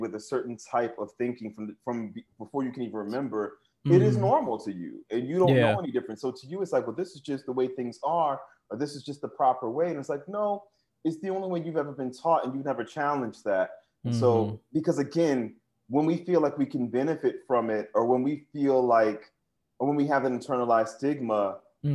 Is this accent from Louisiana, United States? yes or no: yes; New Orleans, Louisiana, United States; growing up in New Orleans, the way I did